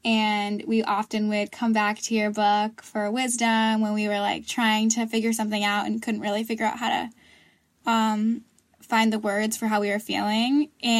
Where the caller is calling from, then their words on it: Vermont, United States; I'm calling in from Vermont